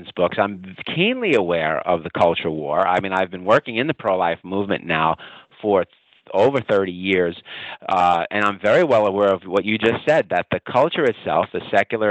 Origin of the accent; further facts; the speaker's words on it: New York City, New York, United States; I'm Italian. I grew up in Brooklyn, New York. If your audience can't tell already by my accent